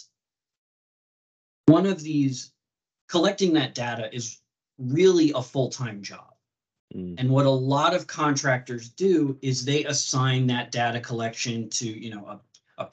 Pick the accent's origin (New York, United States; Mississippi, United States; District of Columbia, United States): New York, United States; So I'm born and raised in New York, elementary school, high school, college, graduate school, everything all here.